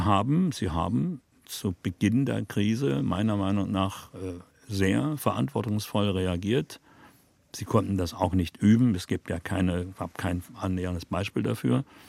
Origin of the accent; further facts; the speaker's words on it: Berlin, Germany; Westberliner Kind wird man natürlich früher politisiert, als wenn man nicht in Westberlin lebte, klar.